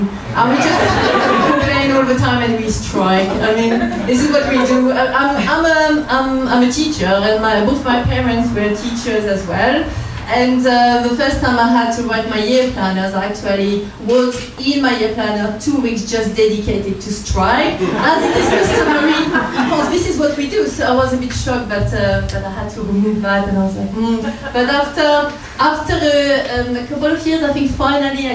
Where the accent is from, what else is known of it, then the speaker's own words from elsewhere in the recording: France; accent: French; English is a second language; moved away as an adult; now in London, United Kingdom; I'm French.